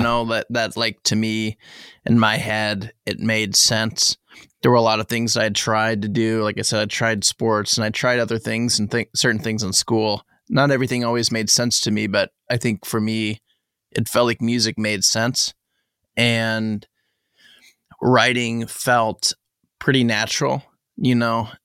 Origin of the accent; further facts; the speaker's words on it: southern Indiana, United States; I grew up, you know, I spent most of my life in southern Indiana, pretty far south, like almost, almost Kentucky